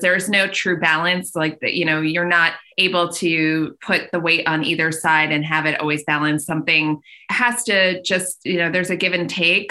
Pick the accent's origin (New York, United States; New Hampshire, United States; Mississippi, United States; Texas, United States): New York, United States; Long Island; also born or lived in Brooklyn / Syracuse; now in Westchester, United States; I'm from Long Island, so just outside the city